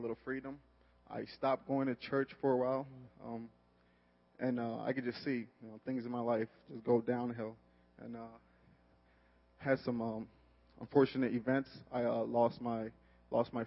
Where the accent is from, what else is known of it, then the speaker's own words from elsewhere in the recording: Chicago, Illinois, United States; also born or lived in Nigeria; I was born in Nigeria. I moved to the north side of Chicago at a young age of 6